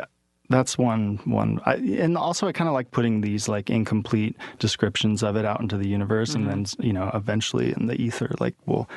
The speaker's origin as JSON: {"language": "English", "town": "San Diego", "region": "California", "country": "United States", "tie": "born or raised there", "said": "I was born in San Diego"}